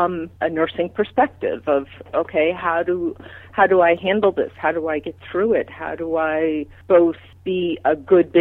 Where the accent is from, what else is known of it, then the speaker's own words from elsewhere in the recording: Long Island, New York, United States; also born or lived in Manhattan, New York; I was born in Manhattan, so started off in a very high-intensity place, and then my family moved out to Long Island to a quieter suburb